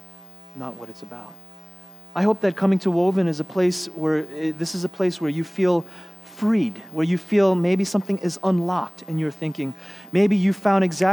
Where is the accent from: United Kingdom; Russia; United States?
United States; New York City, New York; I lived in one of the grittier parts of town, Flushing and then Bayside.